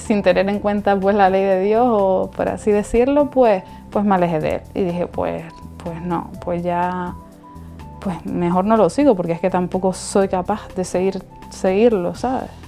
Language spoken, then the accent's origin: Spanish; Las Palmas de Gran Canaria, Canary Islands, Spain; soy de Las Palmas de Gran Canaria